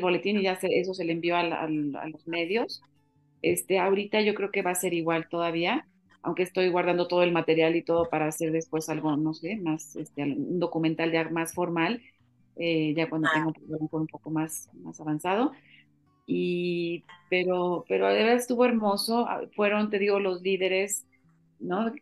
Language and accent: Spanish; Mexico; somos los mexicanos